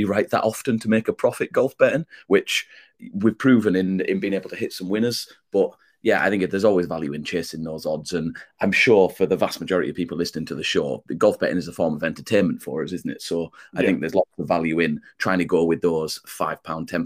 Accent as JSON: {"language": "English", "region": "England", "country": "United Kingdom", "said": "I'm at odds with my Englishness"}